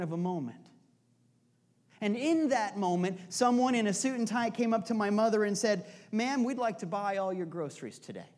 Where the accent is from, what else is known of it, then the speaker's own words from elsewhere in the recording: Iowa, United States; also born or lived in Union Village; I was born in Union Village, but when I was a kid, when I was about 2, I guess, we moved to Iowa.